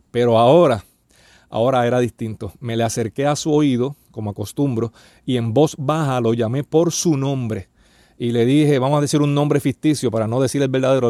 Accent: Puerto Rico; en mi país, aquí en Puerto Rico

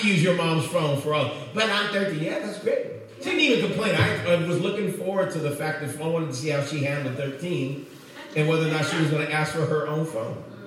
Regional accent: Oakland, California, United States; I grew up in Oakland

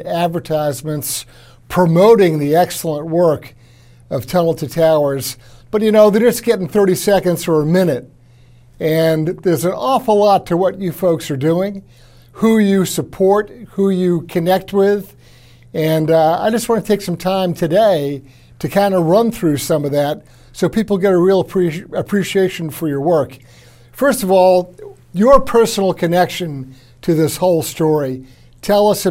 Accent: Long Island, New York, United States; I'm a native New Yorker myself. I was born and raised out on Long Island

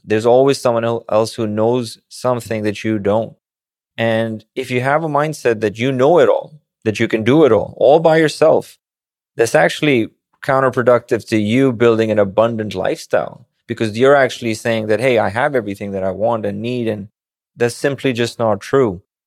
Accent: Pakistan; born or raised there; moved away as an adult; also born or lived in Manhattan, New York; now in New York, United States

